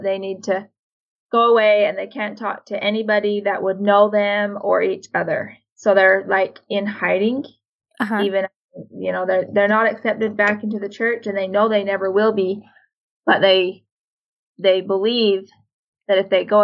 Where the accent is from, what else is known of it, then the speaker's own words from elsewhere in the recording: Sandy, Utah, United States; I was born in Sandy, Utah, where at that time many FLDS lived